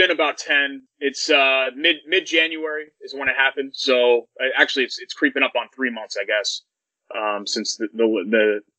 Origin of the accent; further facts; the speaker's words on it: Trumbull, Connecticut, United States; moved away as an adult; also born or lived in Bloomington, Indiana; now in Indianapolis, United States; I was born and raised in Connecticut in a town called Trumbull, which was like suburbia USA. It was, it's a little under an hour from New York City. I know Connecticut is the size of a thimble, but it's technically the southwestern portion of the state.